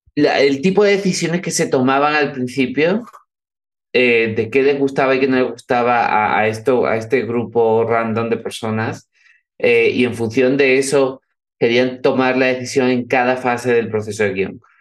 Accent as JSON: {"language": "Spanish", "town": "Cádiz", "region": "Andalusia", "country": "Spain", "tie": "born or raised there", "said": "Mi familia, mi familia es vasca, yo nací en Cádiz"}